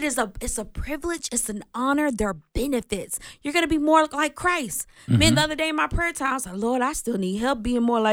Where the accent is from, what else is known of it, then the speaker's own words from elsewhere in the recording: the South, United States; I'm from the South